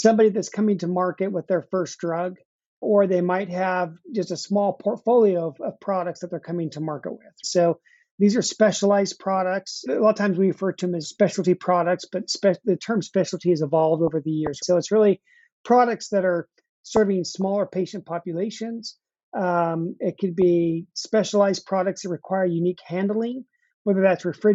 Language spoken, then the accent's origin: English; Utah, United States; moved away as an adult; now in Nashville, United States; I grew up out west in Utah. That's where I spent most of my life.